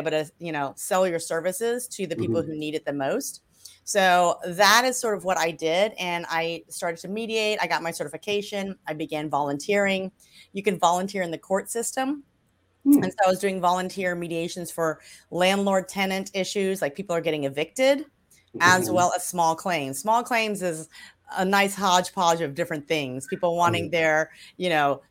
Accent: Louisiana, United States; I am originally from Louisiana, the Deep South. And that's where I grew up.

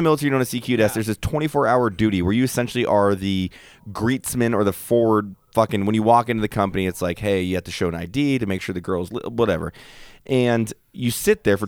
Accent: California, United States; I'm from Cali

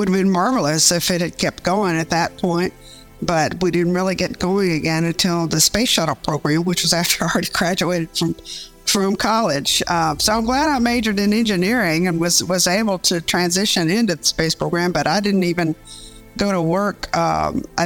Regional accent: Huntsville, Alabama, United States; also born or lived in Houston, Texas; I grew up in Huntsville, Alabama, where we were testing

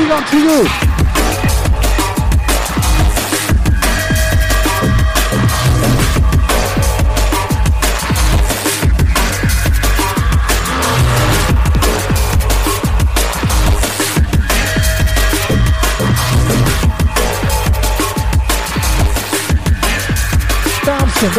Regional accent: London, United Kingdom; We come from Bromley, London, South East

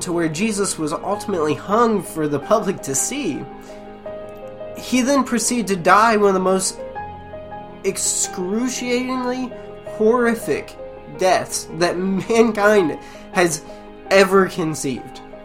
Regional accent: United States; being an American citizen

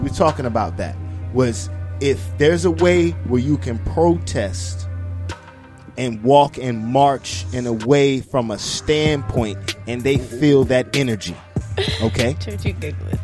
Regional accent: New York, United States; my New York side of me

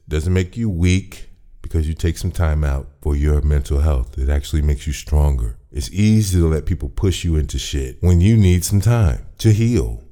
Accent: Chicago, Illinois, United States; I'm born and raised in Chicago.

